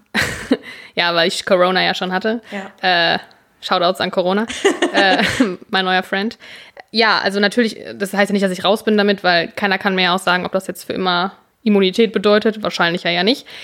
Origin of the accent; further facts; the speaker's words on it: Münster, North Rhine-Westphalia, Germany; wir hier als Münsteraner